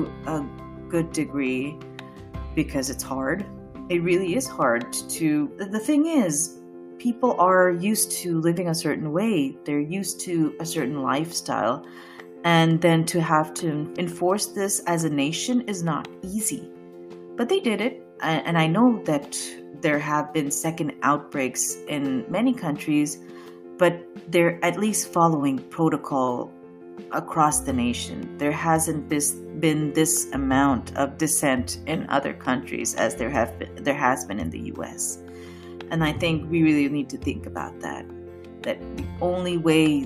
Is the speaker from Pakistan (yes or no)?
yes; Pakistan; now in United States; I'm a Pakistani, I'm Muslim